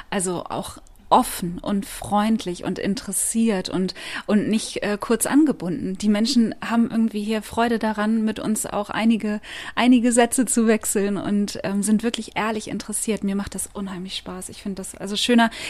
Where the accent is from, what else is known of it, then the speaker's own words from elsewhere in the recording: Bremen, Germany; Also ich komme ursprünglich aus Bremen. Ich bin hier aufgewachsen und ich kenne den Laden natürlich von früher.